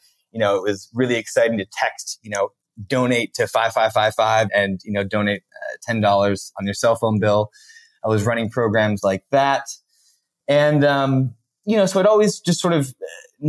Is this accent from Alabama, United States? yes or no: no; Connecticut, United States; moved away as an adult; also born or lived in Santa Barbara / Tanzania; I actually grew up in a small town in Connecticut